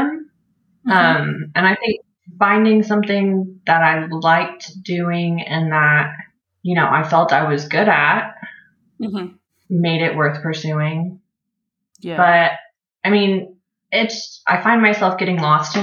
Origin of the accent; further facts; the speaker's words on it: Oklahoma City, Oklahoma, United States; I'm from Oklahoma in the States. I was born and raised in Oklahoma City